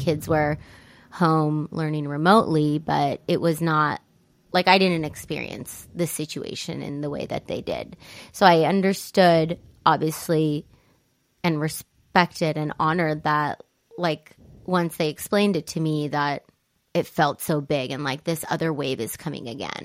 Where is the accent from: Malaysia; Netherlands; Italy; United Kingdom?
Italy; now in United States; growing up in Italy